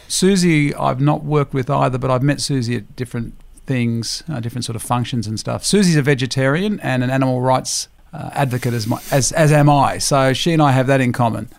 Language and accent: English; Griffith, New South Wales, Australia; moved away; I grew up in the Riverina in a town called Griffith